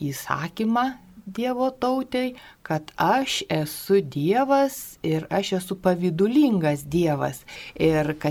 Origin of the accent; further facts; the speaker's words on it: Lithuania; mes lietuviai